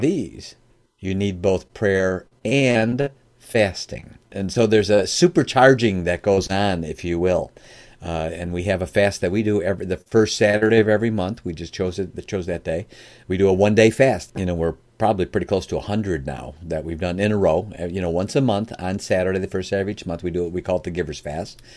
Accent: Chicago, Illinois, United States; now in Michigan, United States; I live in Michigan now. I'm originally from the Chicagoland area

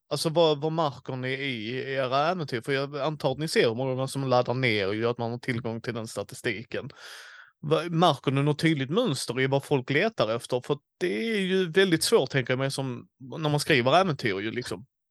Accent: Skåne, Sweden; jag som skåning har andra seder än de från Småland

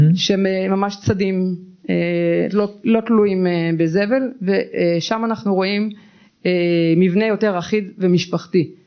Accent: Southern District, Israel; also born or lived in Be'er Tuvia Regional Council; אני במקור ילידת הדרום אבל היום אני לא גרה כל כך בדרום, אני גרה במועצה אזורית באר טוביה

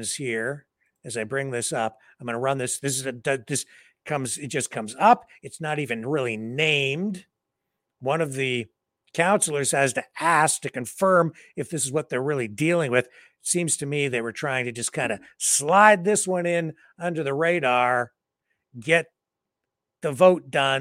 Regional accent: Windsor, Ontario, Canada; here in my hometown

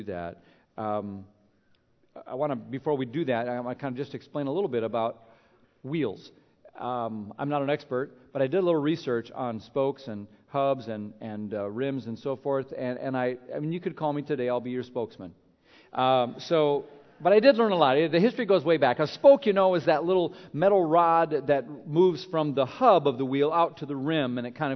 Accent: Minnesota, United States; moved away; When I grew up in Minnesota, we had different kinds of bikes there with all the snow and cold

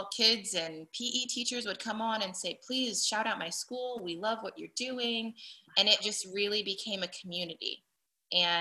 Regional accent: Daytona Beach, Florida, United States; also born or lived in Buffalo, New York; I actually grew up in Daytona Beach / Ormond Beach, Florida

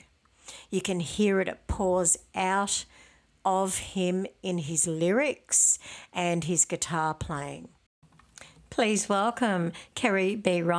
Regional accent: Tenterfield, New South Wales, Australia; now in Sydney, Australia; I'm from Tenterfield myself

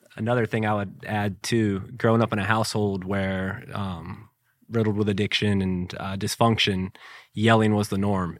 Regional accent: Jacksonville, Florida, United States; growing up in the Beaches area here

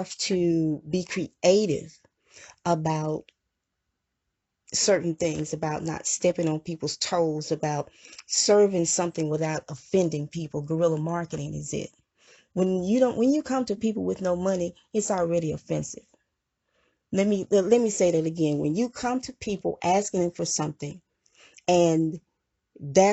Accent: Mississippi, United States; I was from Mississippi, I was born in Mississippi

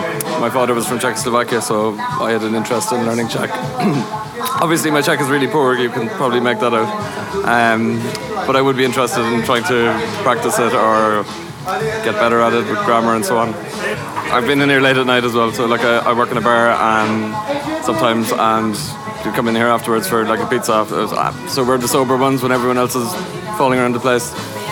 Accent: Blackrock, Munster, Ireland; also born or lived in Prague; I'm from Blackrock.

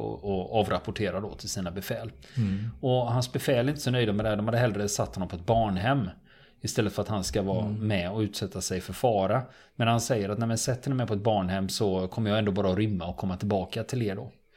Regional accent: Sweden

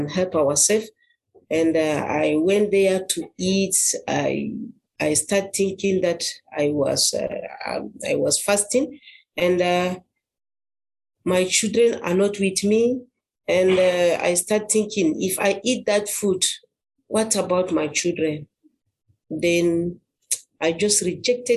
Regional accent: Adamawa, Nigeria; from Nigeria. I'm from Adamawa State

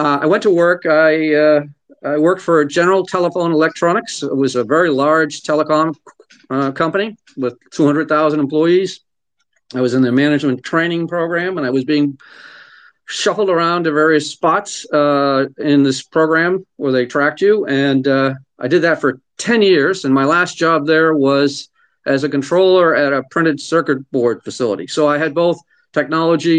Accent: Lowell, Massachusetts, United States; I grew up in Lowell, Massachusetts

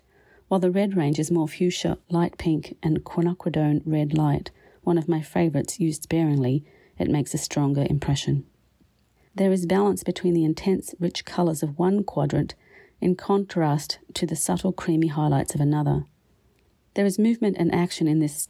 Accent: Australia; also born or lived in Winnipeg, Canada; now in Canada; my Canadian home as well as my Australian beginnings

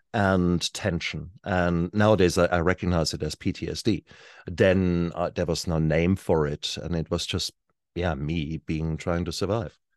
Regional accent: Germany; now in New Zealand; I was born in Germany in the sixties.

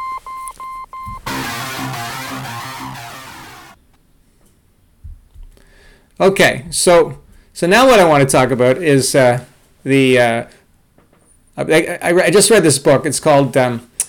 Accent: Toronto, Ontario, Canada; I grew up in Toronto, Canada

